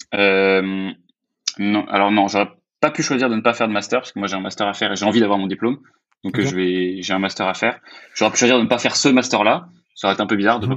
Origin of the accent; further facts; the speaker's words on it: France; je suis français